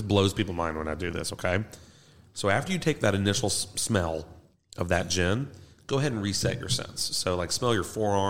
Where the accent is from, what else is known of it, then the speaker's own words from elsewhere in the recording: Kentucky, United States; I'm from Kentucky. Definitely. We're all from Kentucky, right?